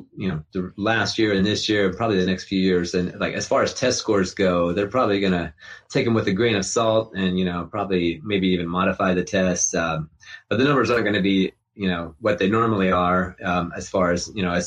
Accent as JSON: {"language": "English", "town": "Morgantown", "region": "West Virginia", "country": "United States", "tie": "born or raised there", "also_born_or_lived": "Atlanta, Georgia", "said": "I grew up in Morgantown, West Virginia"}